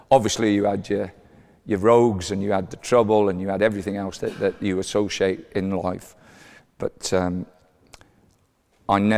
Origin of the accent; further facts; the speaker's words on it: Newport, Wales, United Kingdom; I was born into uh, a family um, that lived in a three bedroom terraced house.